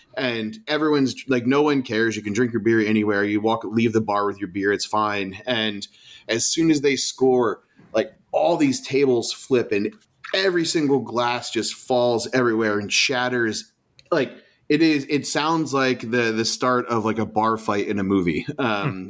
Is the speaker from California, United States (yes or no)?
no; Portland, Oregon, United States; where are you from the US? And I say Portland